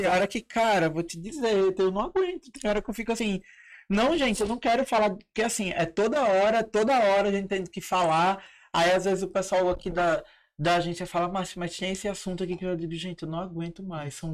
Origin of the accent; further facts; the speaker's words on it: Ceará, Brazil; Eu sou do Ceará, né?